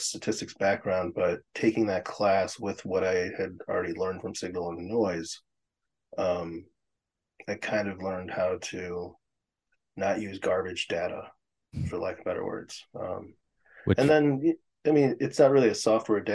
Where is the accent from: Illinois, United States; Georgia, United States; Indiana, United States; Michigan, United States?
Illinois, United States; Chicago; I'm still in Chicago proper. I've been in Chicago proper my entire life